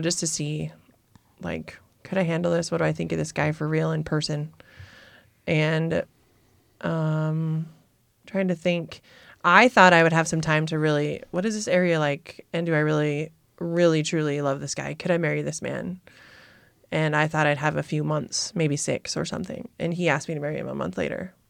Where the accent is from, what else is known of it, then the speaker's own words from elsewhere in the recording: Nebraska, United States; now in Montana, United States; growing up in Nebraska, it was corn and soybeans.